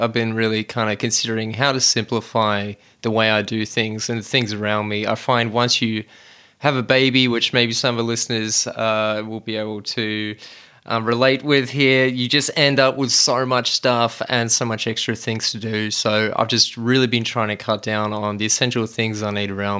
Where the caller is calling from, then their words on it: Reservoir, Victoria, Australia; Well, I'm tuning in from Reservoir, which is only 10Ks away from you, Shaheen, and it's sunny here